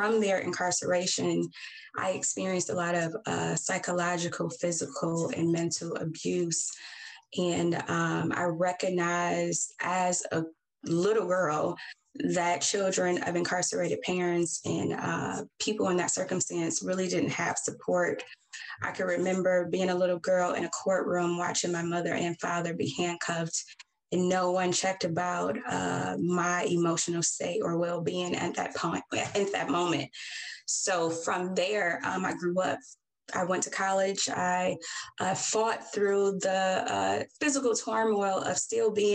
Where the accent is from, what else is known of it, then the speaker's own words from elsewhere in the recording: Detroit, Michigan, United States; I'm born and raised in Detroit, Michigan